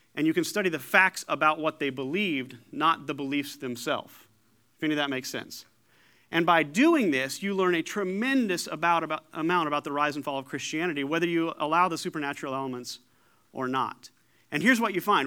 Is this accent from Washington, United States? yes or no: no; Paducah, Kentucky, United States; also born or lived in Danville, Illinois; born in Danville, Illinois, raised in Paducah, Kentucky